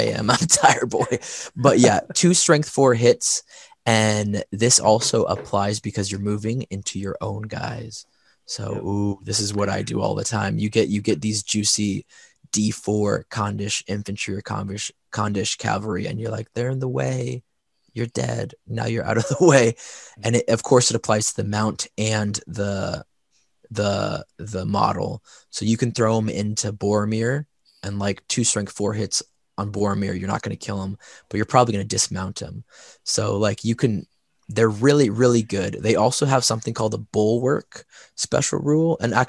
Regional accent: the South, United States; I'm from the South. We don't really speak English well.

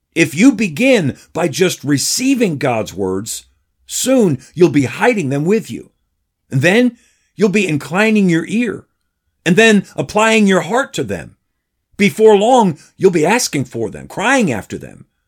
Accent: Patterson, New York, United States; now in Danbury, United States; the small country church where I grew up in Paterson, New York

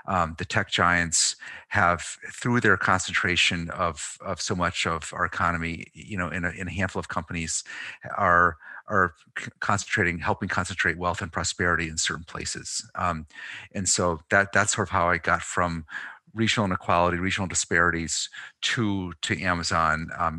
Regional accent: Pittsfield, Massachusetts, United States; Probably even goes back to my growing up in Pittsfield, Massachusetts, former GE town in Western Mass

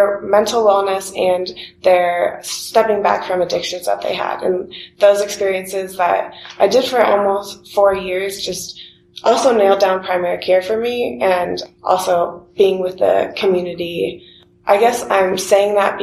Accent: Columbus, Ohio, United States; also born or lived in Athens, Ohio; growing up in Columbus

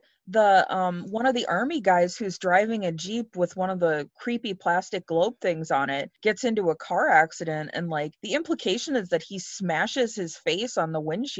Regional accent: United States; I'm an American

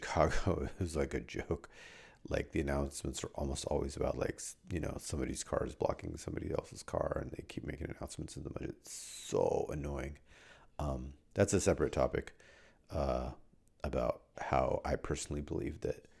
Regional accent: India; moved away; I'm from India

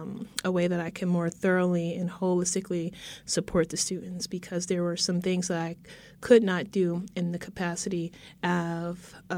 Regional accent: Philadelphia, Pennsylvania, United States; also born or lived in Virgin Islands / New England / New Jersey; I grew up in Philadelphia

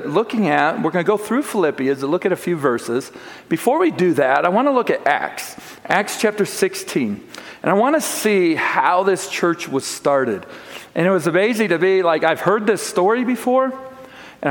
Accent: Chicago, Illinois, United States; moved away as an adult; also born or lived in Plattsmouth, Nebraska; we grew up in the Chicagoland area

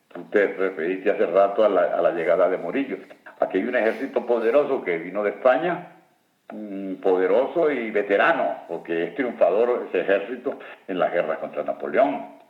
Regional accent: Boconó, Trujillo, Venezuela; aquí en Boconó, yo que soy de Boconó

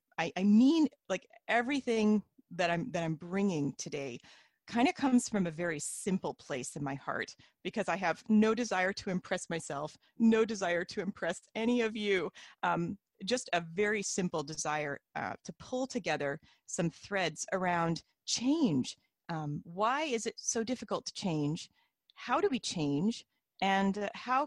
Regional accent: Independence, Missouri, United States; moved away as an adult; now in Canada; I'm from Independence, Missouri, and grew up in the RLDS Church

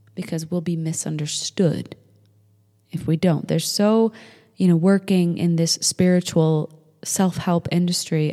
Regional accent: Manchester, New Hampshire, United States; we grew up in Manchester, New Hampshire

